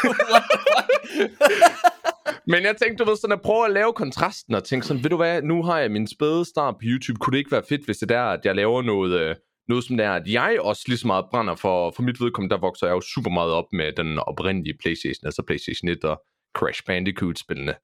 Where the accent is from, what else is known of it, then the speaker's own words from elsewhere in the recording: Esbjerg, Southern Denmark, Denmark; now in Nørre Åby, Denmark; jeg er jo født opvokset i Esbjerg, så jeg, så jeg er jyde by heart